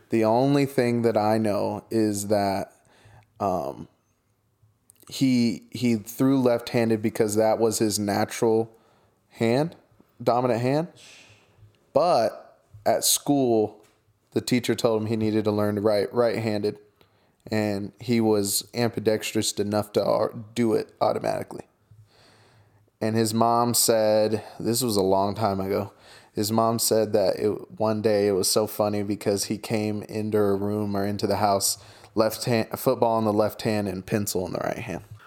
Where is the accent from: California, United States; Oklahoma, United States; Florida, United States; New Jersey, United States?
Oklahoma, United States; I'm from Oklahoma